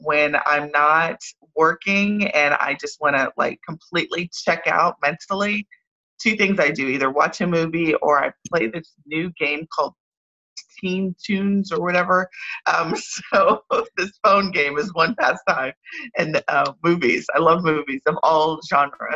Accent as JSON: {"language": "English", "town": "San Antonio", "region": "Texas", "country": "United States", "tie": "born or raised there", "also_born_or_lived": "Frisco, Texas", "said": "I grew up in San Antonio, Texas"}